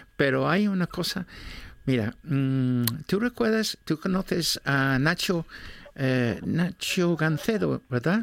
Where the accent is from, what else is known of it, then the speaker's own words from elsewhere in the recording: Gijón, Asturias, Spain; yo soy de Gijón